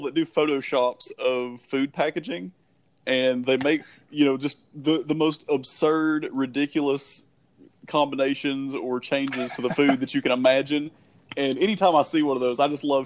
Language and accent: English; Georgia-Tennessee line, United States; I am from Georgia. I've lived on the Georgia-Tennessee line for most of my entire life